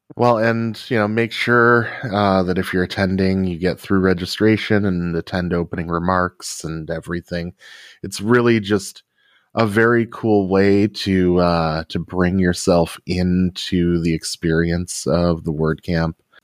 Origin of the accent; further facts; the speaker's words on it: Rockford, Illinois, United States; my hometown of Rockford, Illinois